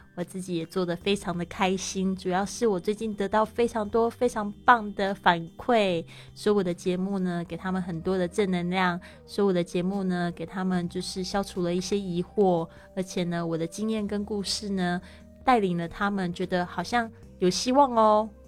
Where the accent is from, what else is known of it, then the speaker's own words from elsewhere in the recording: Taiwan; moved away as an adult; also born or lived in Shanghai, China; now in Spain; 像我是来自台湾